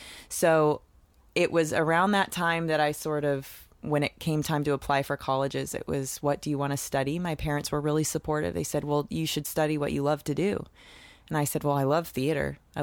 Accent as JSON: {"language": "English", "town": "Seattle", "region": "Washington", "country": "United States", "tie": "born or raised there", "moved": "as an adult", "lives_now": "Los Angeles, United States", "said": "Yes, I'm from Seattle, Washington. I'm a Northwest girl. I grew up, you know, in the suburbs, just great little upbringing, real sweet one."}